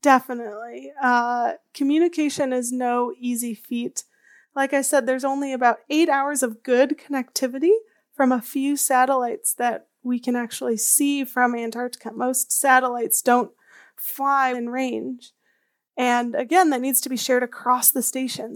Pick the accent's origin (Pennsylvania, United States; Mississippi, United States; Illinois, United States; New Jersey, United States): Illinois, United States; outside of Chicago; I grew up outside of Chicago in the Midwest